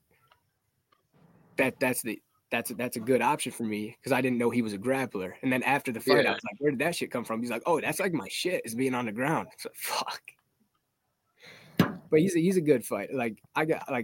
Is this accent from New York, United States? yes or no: yes; Baldwinsville, New York, United States; I'm from Baldwinsville, New York. It's near Syracuse